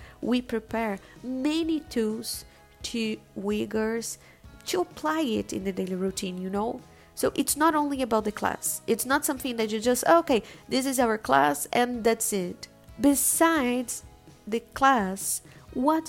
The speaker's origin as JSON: {"language": "English", "country": "Brazil", "said": "We, as Brazilian people"}